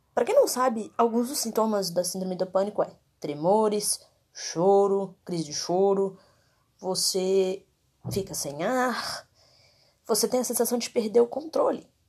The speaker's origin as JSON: {"language": "Portuguese", "town": "Contagem", "region": "Minas Gerais", "country": "Brazil", "said": "eu sou de Contagem, Minas Gerais"}